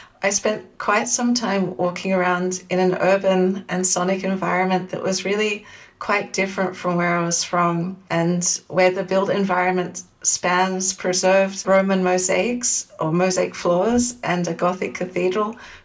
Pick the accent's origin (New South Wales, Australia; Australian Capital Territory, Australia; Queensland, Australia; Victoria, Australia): New South Wales, Australia; Sydney; moved away as an adult; now in Amsterdam, Netherlands; So I'm originally from Sydney in Australia. So I grew up and lived there until my early 20s